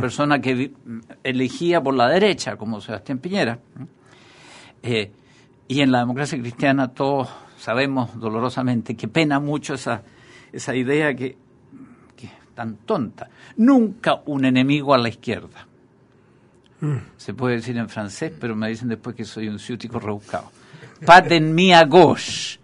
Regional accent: Chile; tenemos como sociedad chilena

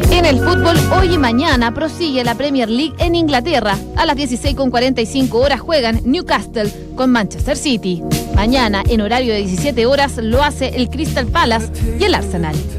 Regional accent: Chile; somos clientes frecuentes del TAS

